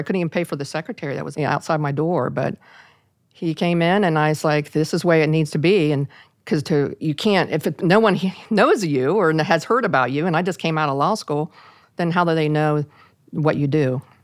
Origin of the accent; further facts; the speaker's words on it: Parkersburg, West Virginia, United States; I ended up having to stay in, in my hometown, of a little town of Parkersburg, West Virginia